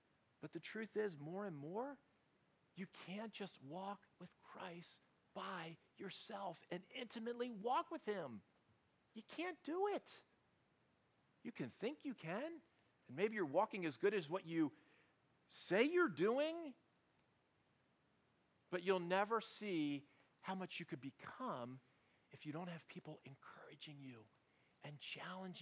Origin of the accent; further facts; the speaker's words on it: United States; we in America